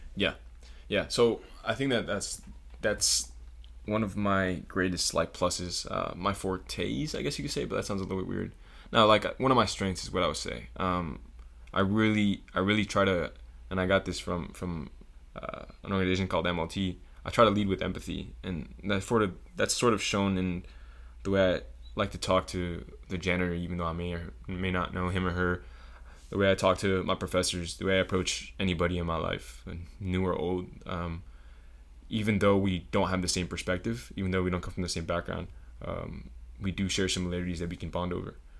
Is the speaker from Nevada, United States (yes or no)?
no; Broward County, South Florida, United States; moved away as an adult; also born or lived in Puerto Rico; now in Atlanta, United States; born in Puerto Rico, but born and r, basically raised all my life in South Florida. Um, little place called Broward County